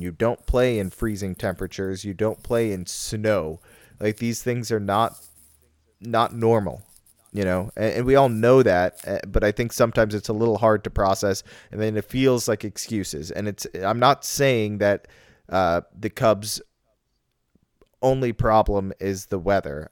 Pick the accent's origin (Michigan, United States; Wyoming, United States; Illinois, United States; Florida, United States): Illinois, United States; Chicago; also born or lived in Evanston; I'm from Chicago, but when people ask me where I live, I can't say Chicago anymore.